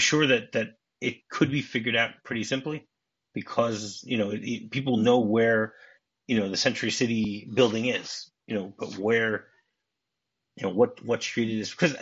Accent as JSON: {"language": "English", "town": "Detroit", "region": "Michigan", "country": "United States", "said": "We're both from Detroit"}